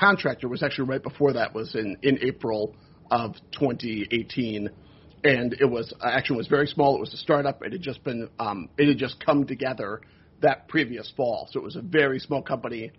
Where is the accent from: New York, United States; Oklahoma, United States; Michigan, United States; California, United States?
New York, United States; Rochester; moved away; also born or lived in Milwaukee / Syracuse, New York; I'm from Rochester, New York